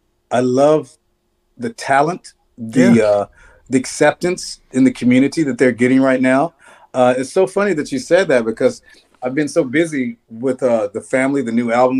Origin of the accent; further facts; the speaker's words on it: Nashville, Tennessee, United States; moved away; I love Nashville's my hometown. And I go down there and it's so weird being an adult in the town that you grew up in as a kid